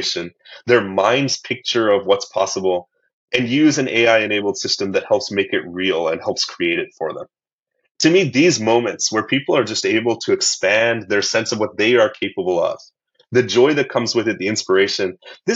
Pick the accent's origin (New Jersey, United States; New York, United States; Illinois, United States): Illinois, United States; middle of; I grew up in the United States as an American